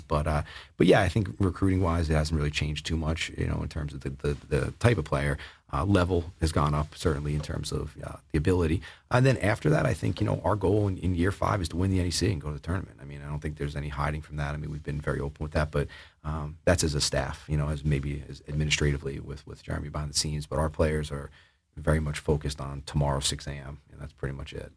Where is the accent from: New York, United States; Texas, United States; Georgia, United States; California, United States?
New York, United States; Oyster Bay; moved away as an adult; now in Massachusetts, United States; growing up on Long Island